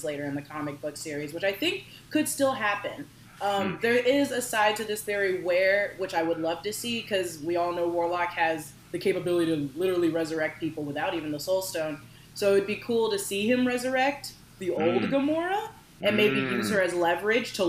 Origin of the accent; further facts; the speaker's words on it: Bend, Oregon, United States; I'm 26 years old. I come from Bend, Oregon.